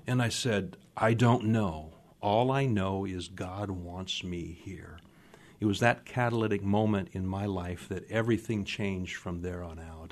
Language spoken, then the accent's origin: English; Phoenix, Arizona, United States; moved away as an adult; also born or lived in Minnesota; now in Seattle, United States; grew up in Phoenix, Arizona.